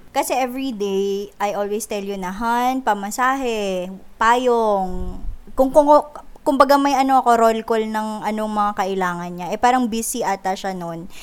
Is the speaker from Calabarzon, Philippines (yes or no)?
no; Ilocano, Ilocos Region, Philippines; So, Ilocano kami, up north. So, na- lumaki ako sa family na naglilista ng expenses